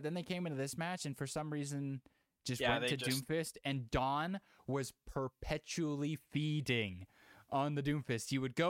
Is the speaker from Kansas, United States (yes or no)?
no; Houston, Texas, United States; It's only because I'm from Houston.